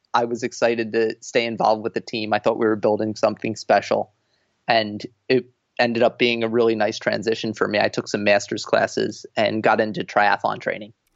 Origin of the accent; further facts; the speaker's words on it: New Jersey, United States; moved away as an adult; also born or lived in Boston; a school in my home state in New Jersey